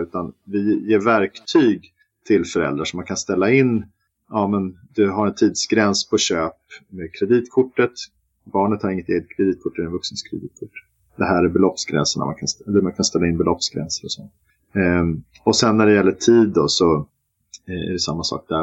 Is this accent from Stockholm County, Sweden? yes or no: yes; Stockholm, Stockholm County, Sweden; also born or lived in Malmö; Jag är ju stockholmare som alla hör